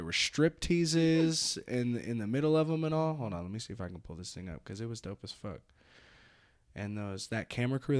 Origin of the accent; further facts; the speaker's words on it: California, United States; now in Reno, United States; I'm from California